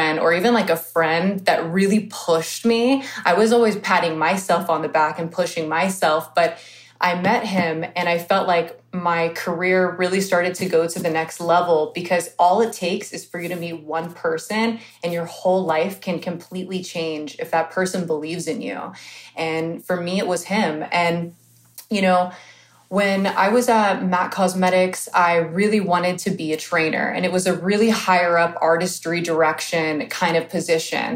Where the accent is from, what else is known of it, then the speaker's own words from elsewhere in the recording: Houston, Texas, United States; there was no makeup schools where I grew up in Houston, Texas